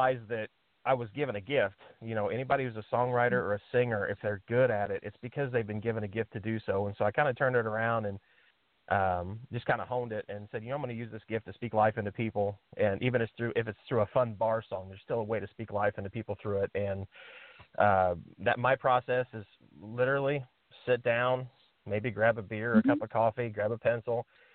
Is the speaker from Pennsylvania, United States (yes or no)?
no; Indiana, United States; I'm from Indiana. We live in Indiana